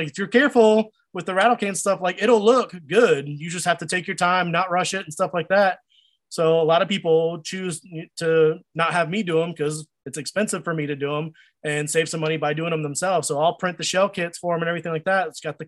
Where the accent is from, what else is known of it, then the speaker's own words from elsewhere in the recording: Virginia, United States; also born or lived in Akron, Ohio; I was born in Akron, Ohio. I don't remember. We moved to Virginia, but when I was like a little baby